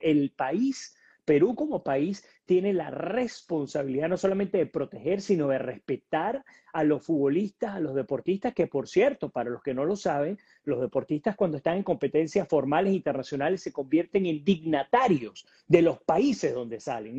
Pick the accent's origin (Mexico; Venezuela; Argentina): Venezuela; now in Tampa, United States; no estoy yo solo como venezolano, ya tené, ya tengo a otro. eh, compatriota trabajando con nosotros en N B C aquí en Tampa